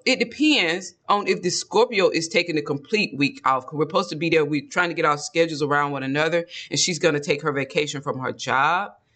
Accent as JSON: {"language": "English", "region": "Georgia", "country": "United States", "accent": "Georgia dialect", "said": "we're from Georgia, so there's a dialect in Georgia that we naturally fall into"}